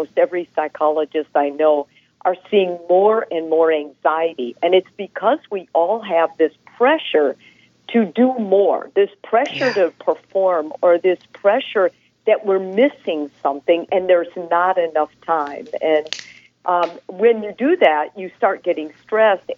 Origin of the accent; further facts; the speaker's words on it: northern Wisconsin, United States; now in Houston, United States; my family immigrated from Italy to northern Wisconsin